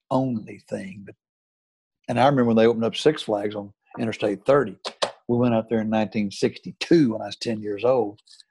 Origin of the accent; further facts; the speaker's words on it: Texas, United States; moved away; I'm from Texas.